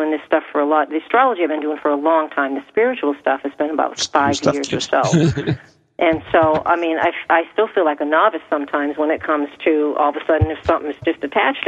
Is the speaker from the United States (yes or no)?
yes; Portsmouth, New Hampshire, United States; I grew up in Portsmouth